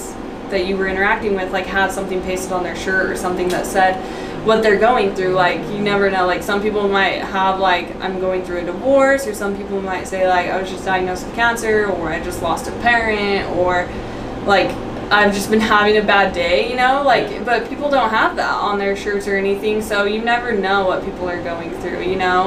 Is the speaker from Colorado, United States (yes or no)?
yes; Colorado, United States; moved away as an adult; now in Utah, United States; I'm from Colorado